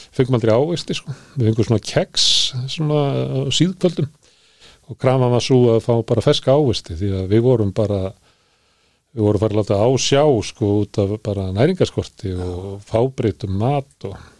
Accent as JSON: {"language": "Icelandic", "town": "Reykjavík", "region": "Capital Region", "country": "Iceland", "tie": "born or raised there", "also_born_or_lived": "Ísafjörður", "said": "þegar við fluttum upp í Breitholt"}